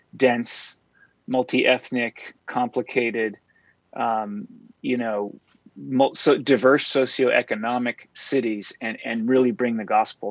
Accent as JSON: {"language": "English", "town": "San Diego", "region": "California", "country": "United States", "tie": "born or raised there", "also_born_or_lived": "Berkeley, California", "said": "I'm a native Californian and I grew up in San Diego"}